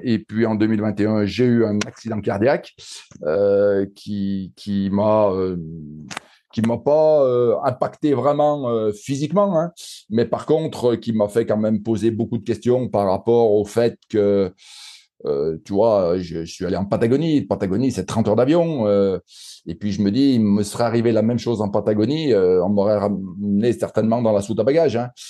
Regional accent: Saint-Étienne, Auvergne-Rhône-Alpes, France; accent: Stéphanois; par mon accent, on, voit que je suis un pur Stéphanois

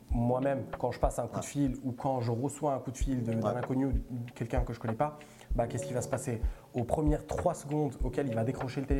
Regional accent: Italy; French is a second language; now in France; je suis né, et j'ai grandi en Italie et j'ai débarqué ici en 2011.

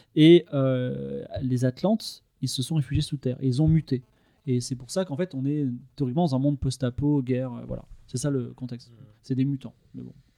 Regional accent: Toulon, Provence-Alpes-Côte d'Azur, France; je suis né à Toulon, donc je voyais la mer par la fenêtre

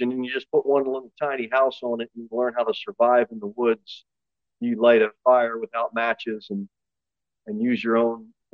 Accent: United States; American Christians

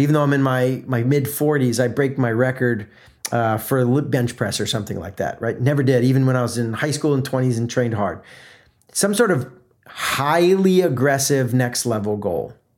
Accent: South Florida, United States; moved away; also born or lived in Atlanta, Georgia; I grew up in South Florida, the first part of growing up, before moving to Atlanta

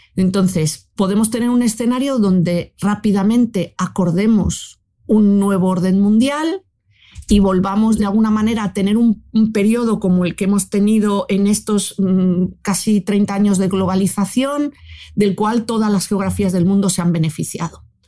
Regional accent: Spain

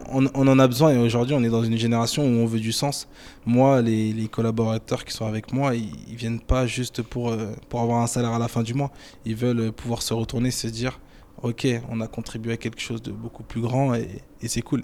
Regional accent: France; je suis né en France, je suis français et fier d'être français

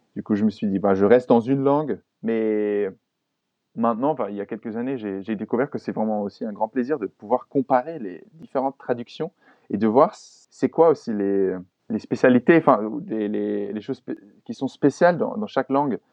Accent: Germany; French is a second language; Ich bin Deutsch

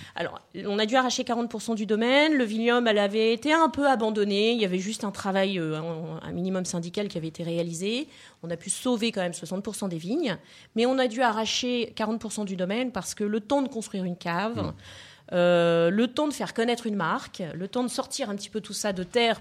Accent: Lille, Hauts-de-France, France; moved away; also born or lived in Provence; je viens de, de, la région de Lille

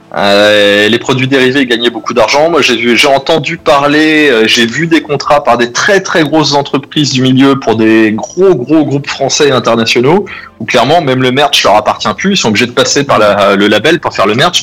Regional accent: France; on est français

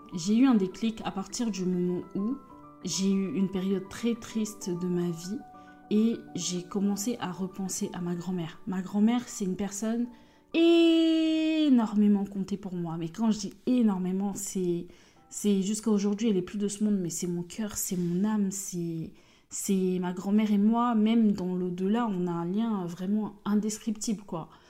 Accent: Côte d’Ivoire; je suis ivoirienne, ma mère est ivoirienne, mon père est béninois

